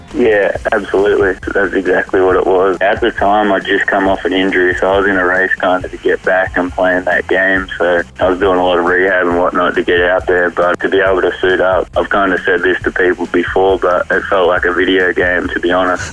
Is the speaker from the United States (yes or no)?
no; Horsham, Victoria, Australia; growing up in Horsham, it's just the way we do it.